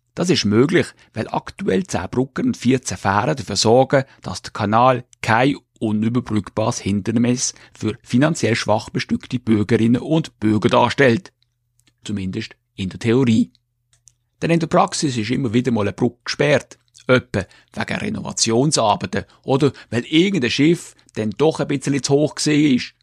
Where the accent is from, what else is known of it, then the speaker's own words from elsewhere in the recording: Switzerland; von meiner Heimatgemeinde